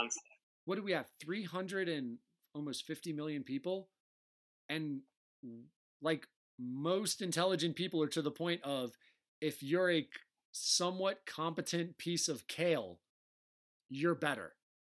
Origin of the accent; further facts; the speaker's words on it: Delaware, United States; accent: Delaware; That's my Delaware accent.